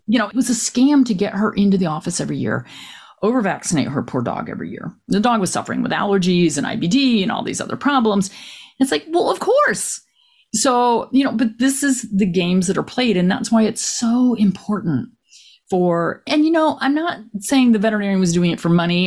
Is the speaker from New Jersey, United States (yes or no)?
yes; New Jersey, United States; moved away as an adult; now in North Carolina, United States; I'm from New Jersey, huge tick area.